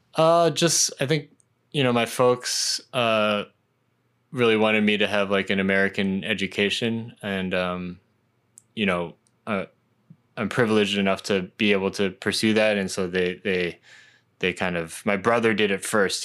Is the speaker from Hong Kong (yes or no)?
yes; Hong Kong; I was a huge, like, kind of pop punk kid, uh, growing up in Hong Kong